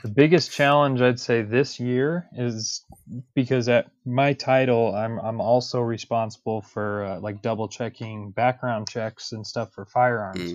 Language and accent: English; Denver, Colorado, United States; I'm, I'm a Denver native. I was born and raised in Colorado